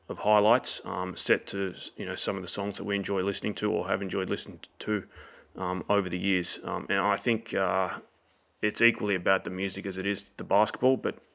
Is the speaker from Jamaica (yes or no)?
no; Australia; Yes, I am. I am fully Australian.